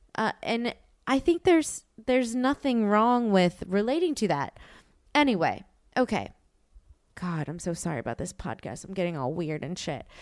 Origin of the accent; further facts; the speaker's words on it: New Orleans, Louisiana, United States; moved away; I'm from New Orleans